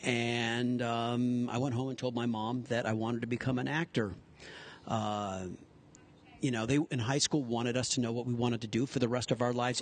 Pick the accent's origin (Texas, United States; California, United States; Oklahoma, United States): California, United States; Pasadena; I'm born and raised in Pasadena, California